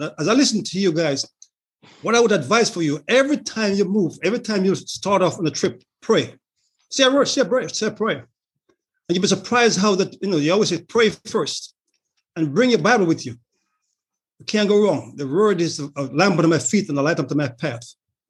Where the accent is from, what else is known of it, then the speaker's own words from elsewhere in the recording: Jamaica; moved away; I grew up in Jamaica.